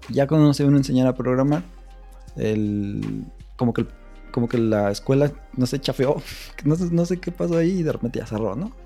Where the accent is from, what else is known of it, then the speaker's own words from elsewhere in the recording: Mexico City, Mexico; now in Morelia, Mexico; Nosotros también salimos del DF, pero por el trabajo de mi papá nos fuimos